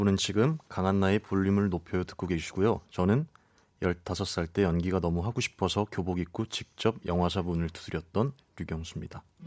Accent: Seoul Capital Area, South Korea; 저는 수도권이요

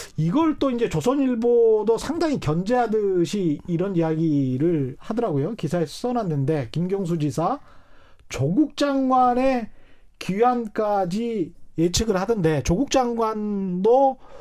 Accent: South Jeolla, South Korea; 이제 전라남도 출신이라

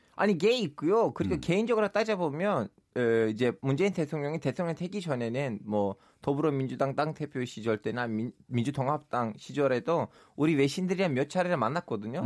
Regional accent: Turkey; now in South Korea; 제가 터키 출신인데도

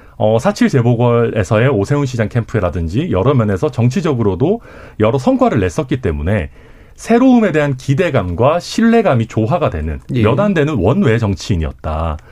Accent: Daegu, South Korea; now in Suncheon, South Korea; 대구에서 태어나서 전남 순천에 살고 있는

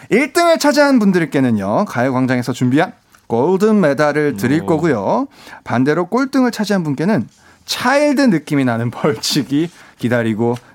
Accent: Changwon, South Gyeongsang, South Korea; accent: Gyeongsang; also born or lived in Busan; 저는 원래 부산에서 태어나고 부산에서 자란 건 이제 창원에서 자. 아, 창원에서 네. 자랐고.

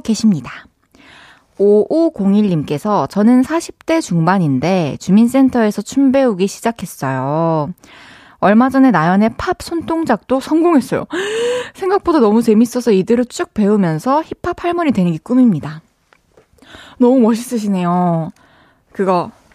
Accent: Changwon, South Gyeongsang, South Korea; 저희는 항상 마산에서는 마산 출신들은 다 공감하실 텐데 소풍을 무조건 무학산으로 가거든요

